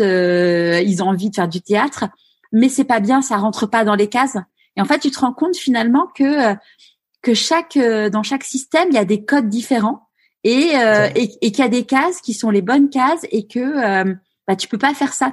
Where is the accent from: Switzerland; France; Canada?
France; Neuilly-sur-Seine, Île-de-France; j'ai grandi à Neuilly-sur-Seine